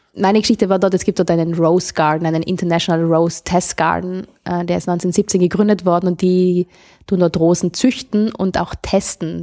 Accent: South Tyrol, Trentino-Alto Adige, Italy; Ich bin aus Südtirol

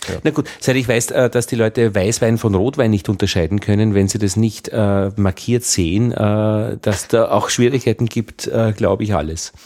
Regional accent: Upper Austria, Austria; accent: Upper Austrian; ich als Oberösterreicher habe dieses, hab sehr weit oben, Lei, Lei, Ei, Ei. Man hört mich am Ei.

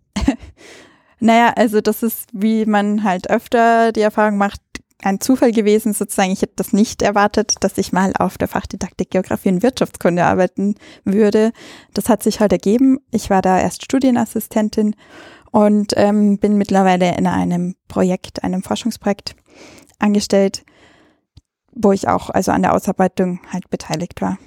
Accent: Ainring, Bavaria, Germany; also born or lived in Salzburg, Austria; now in Vienna, Austria; ich bin also an der Grenze aufgewachsen zwischen Österreich und Deutschland

